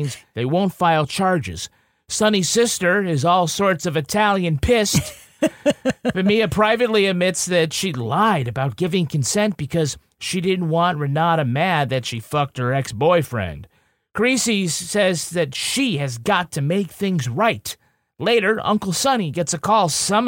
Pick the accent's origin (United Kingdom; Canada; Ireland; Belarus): Ireland; I'm from Ireland. We like potatoes, sometimes with butter on it